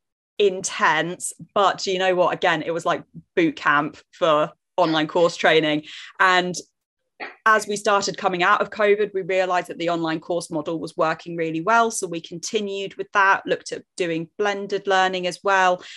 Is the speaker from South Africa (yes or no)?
no; Jersey; I live in Jersey, which is a tiny little island between England and France, which nobody believes me that it's here because it's only 45 square mile and tiny. But I promise you, if you zoom in enough on Google Maps, we are there. So that's where I'm from